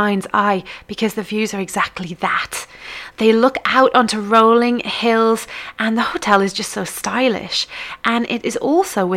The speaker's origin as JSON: {"language": "English", "country": "United Kingdom", "said": "from the UK or somewhere like I am"}